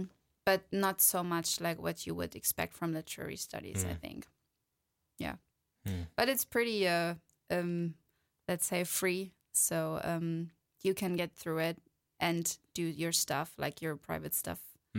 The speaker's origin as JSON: {"language": "English", "town": "Wiesbaden", "region": "Hesse", "country": "Germany", "said": "No, I'm from Germany. So"}